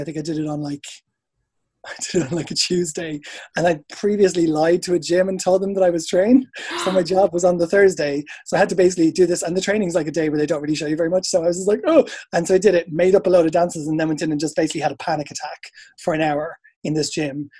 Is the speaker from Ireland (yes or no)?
yes; Dublin, Leinster, Ireland; moved away as an adult; also born or lived in England; now in United Kingdom; So I'm from Ireland. You could probably tell that. Um, from Dublin. I moved over here in 2002